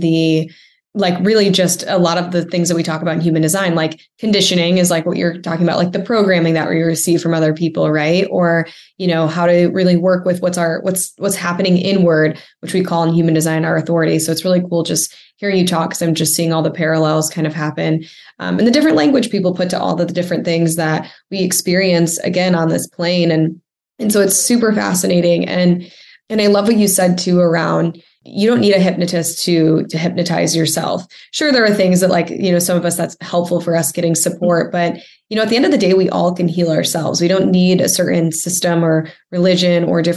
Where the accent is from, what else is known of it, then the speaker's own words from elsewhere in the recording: Midwest, United States; now in Orange County, United States; I'm from the Midwest originally.